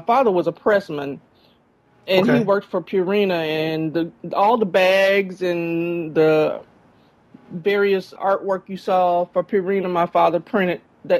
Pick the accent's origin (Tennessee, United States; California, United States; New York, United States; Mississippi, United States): Mississippi, United States; Jackson; also born or lived in Guam / Germany; I grew up in Jackson, Mississippi.